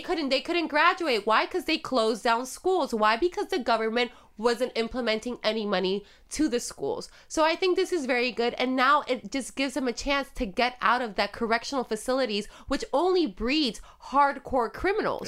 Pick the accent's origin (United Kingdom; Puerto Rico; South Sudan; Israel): Puerto Rico; first language Spanish; English is a second language; moved away; growing up in Puerto Rico, I was buying cigarettes when I was fourteen